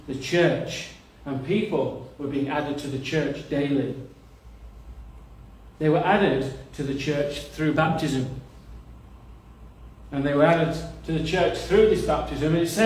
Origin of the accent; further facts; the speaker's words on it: Nottinghamshire, East Midlands, United Kingdom; I'm not from Yorkshire, but I'm from Nottinghamshire